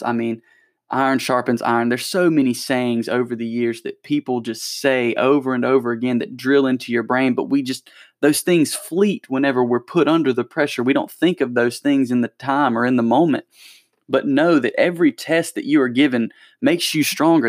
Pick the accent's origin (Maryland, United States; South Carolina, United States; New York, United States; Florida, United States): South Carolina, United States; Anderson; my hometown's little newsletter, the Electric City News